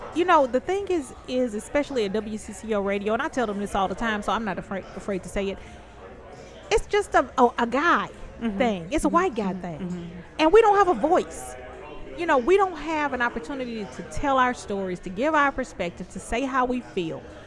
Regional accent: Louisiana, United States; moved away

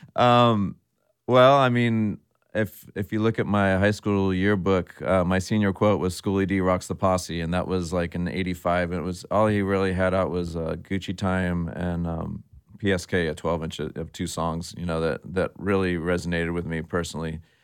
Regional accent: San Jose, California, United States; I grew up in San Jose, um, which is right next to San Francisco

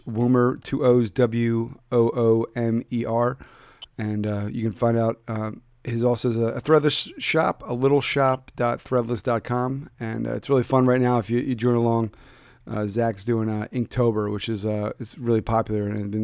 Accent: Philadelphia, Pennsylvania, United States; moved away; checking in from my hometown of Philadelphia

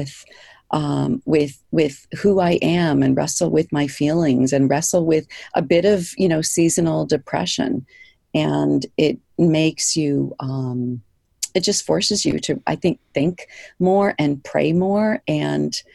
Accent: East Coast, United States; moved away as an adult; now in Kodiak, United States; I grew up on the East Coast

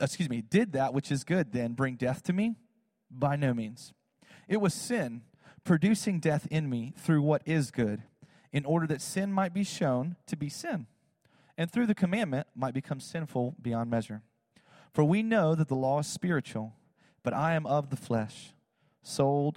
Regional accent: South Georgia, United States; I live in Georgia. I'm from South Georgia

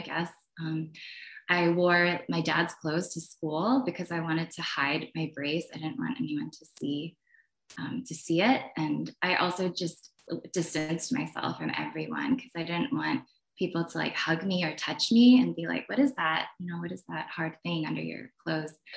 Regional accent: Poughkeepsie, New York, United States; also born or lived in New Jersey; when I was around nine, I moved from New Jersey to um, where I lived in a predominantly Korean town, where I felt really comfortable and just really confident in my own skin. And then I ended up moving to upstate New York and Poughkeepsie

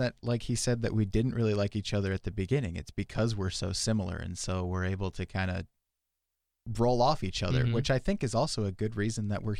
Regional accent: Milbank, South Dakota, United States; also born or lived in Littleton, Colorado; I moved here right when I started first grade is when I moved here.

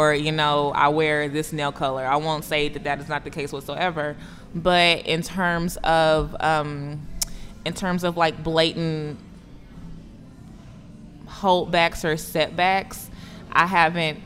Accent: East Texas, United States; when I grew up in East Texas, the high school that I went to was half African-American, half Caucasian

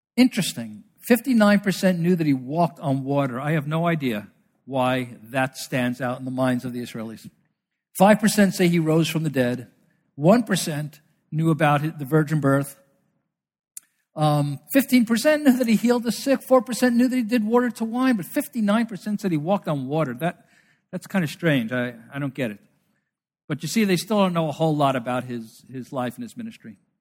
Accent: New York City, New York, United States; I'm from New York City, I'm from Brooklyn

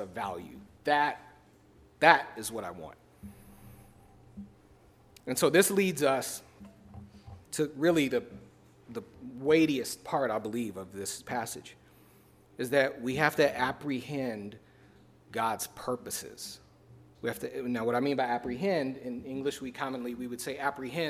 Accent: Chicago, Illinois, United States; I was born and raised in Chicago

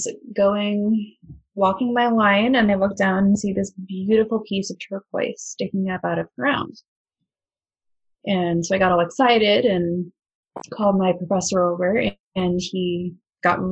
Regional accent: Nebraska, United States; moved away as an adult; also born or lived in Nova Scotia, Canada; now in Halifax, Canada; when I was a kid, I'm originally from Nebraska, middle of nowhere

